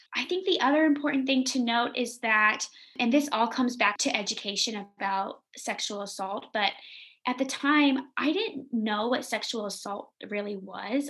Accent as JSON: {"language": "English", "region": "the South", "country": "United States", "said": "I'm from the South"}